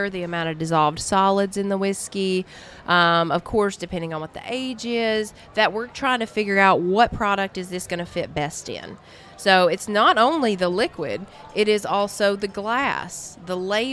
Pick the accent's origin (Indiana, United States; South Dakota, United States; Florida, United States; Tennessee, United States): Tennessee, United States; Estill Springs; also born or lived in Lynchburg, Tennessee; right outside of Lynchburg in another very tiny town of Estill Springs